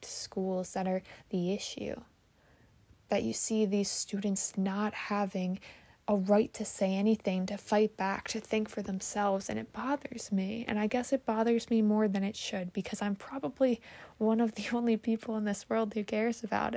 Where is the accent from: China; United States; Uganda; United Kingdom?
United States; as an American